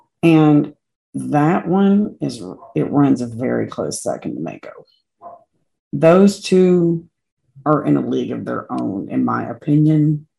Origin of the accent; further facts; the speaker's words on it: Kentucky, United States; because I'm from Kentucky